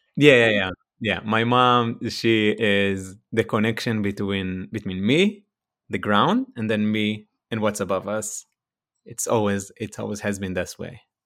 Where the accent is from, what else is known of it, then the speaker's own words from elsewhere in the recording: Ramat Yohanan, Northern District, Israel; accent: Israeli; first language Hebrew; English is a second language; moved away as an adult; now in California, United States; from Israel, from the northern side of Israel, in a small place called a kibbutz. I was born there, and I spent there my first, uh, twenty-nine years, and I just moved to California.